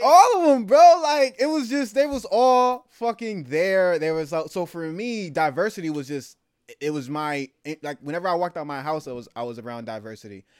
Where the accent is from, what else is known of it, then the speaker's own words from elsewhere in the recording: the Bay Area, California, United States; also born or lived in Germany; I'm from the Bay